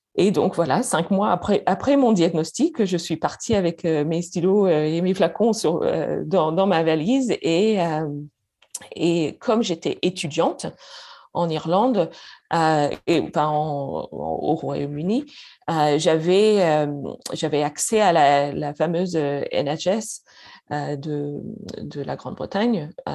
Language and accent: French; Canada; first language English; French is a second language; moved away as an adult; now in Paris, France